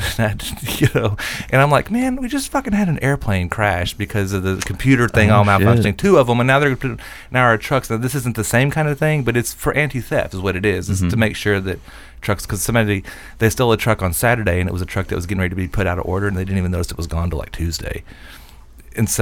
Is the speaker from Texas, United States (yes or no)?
yes; Texas, United States; I'm from Texas